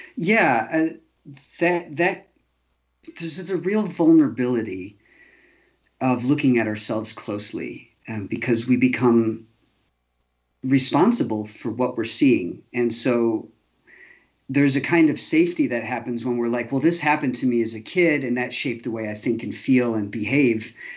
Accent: Chicago, Illinois, United States; I grew up fairly safe in Chicago

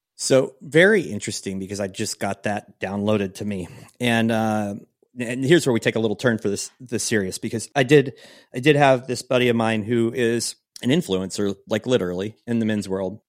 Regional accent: Pacific Northwest, United States; moved away; I come from the Northwest, Pacific Northwest

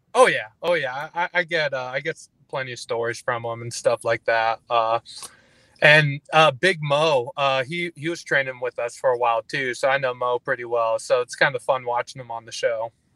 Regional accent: Fort McMurray, Alberta, Canada; Like northern Alberta, like Fort McMurray

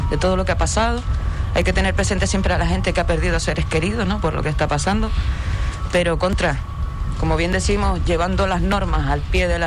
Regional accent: Puerto del Rosario, Canary Islands, Spain; majorera, no tengo pedigrí, pero soy majorera, nacida, criada en Puerto. Bueno, entre Puerto Lajas y Puerto del Rosario, a caballo.

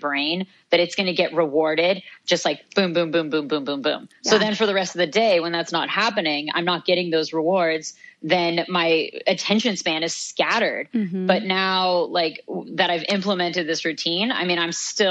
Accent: Santa Fe, New Mexico, United States; I grew up in Santa Fe, New Mexico

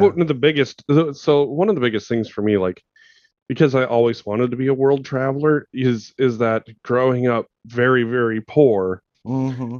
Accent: Montana, United States; moved away; growing up in Montana, being a Montanan

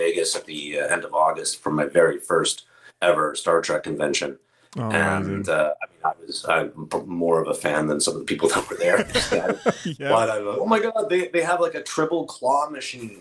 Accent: Canada; being Canadian

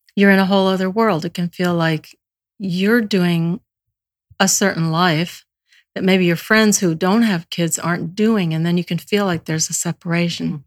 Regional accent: Alabama, United States; I was born in Alabama

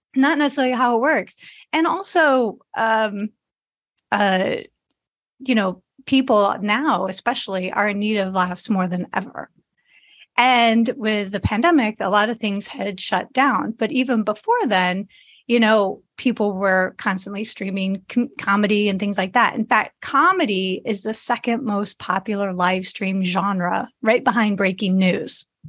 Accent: Chicago, Illinois, United States; moved away as an adult; also born or lived in Las Vegas; I grew up in Chicago area

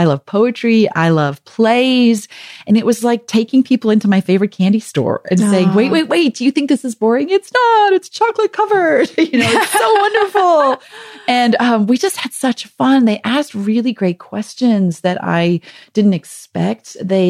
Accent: South Africa; accent: South African; moved away; also born or lived in Michigan; we had just moved to Michigan from South Africa, where we'd been for 2 years. So I think my South African accent was more pronounced than it normally is.

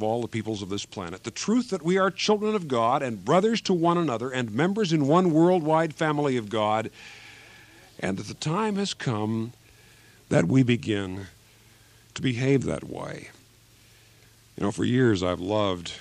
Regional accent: Kansas, United States; moved away; my home state of Kansas

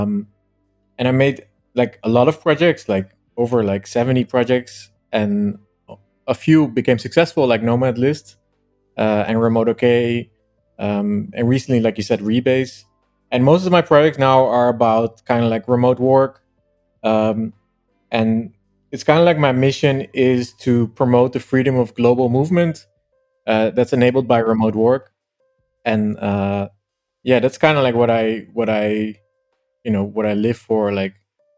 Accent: Netherlands; also born or lived in Amsterdam; I'm originally from Holland. Amsterdam, kind of. I wasn't born there, but I lived there a lot.

